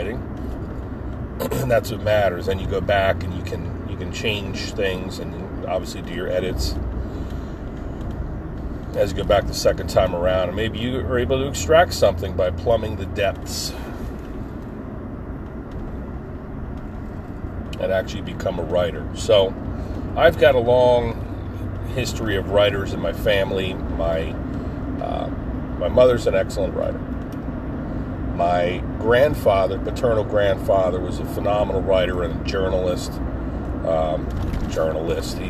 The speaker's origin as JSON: {"language": "English", "area": "Pine Barrens", "region": "New Jersey", "country": "United States", "tie": "born or raised there", "said": "one of my favorite places growing up in the Pine Barrens was a local park, a Pine Barren reserve called Double Trouble State Park"}